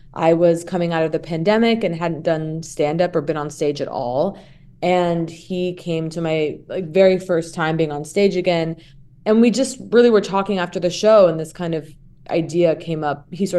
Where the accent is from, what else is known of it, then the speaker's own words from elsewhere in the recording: Santa Monica, California, United States; I'm from Santa Monica and that I'm an actress.